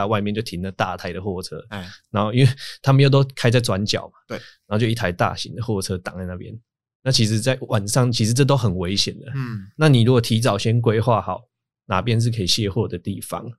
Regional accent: Taiwan; 对，然后我们台湾人又会觉得啊，拍谁，所以就会就又找地方乱乱停这样子

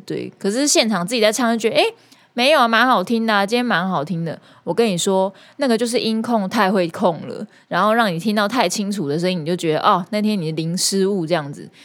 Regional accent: Kaohsiung, Taiwan; now in Taipei, Taiwan; 高雄，我的家乡

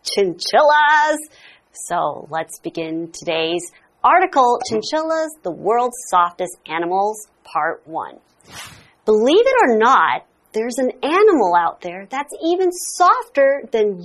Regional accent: Singapore; moved away; when I grew up in Singapore

